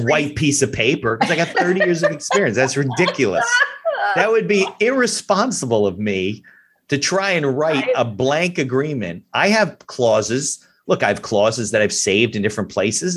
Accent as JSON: {"language": "English", "region": "New Jersey", "country": "United States", "said": "we're from New Jersey"}